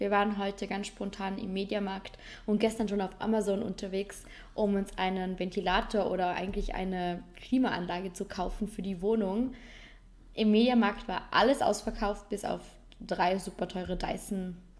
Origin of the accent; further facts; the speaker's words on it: Vorarlberg, Austria; bei uns in Vorarlberg